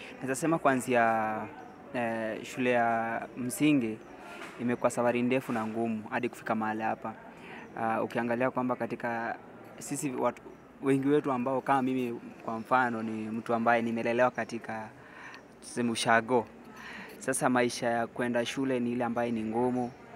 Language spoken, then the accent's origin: Swahili; Narok County, Kenya; nimetoka kaunti ya Narok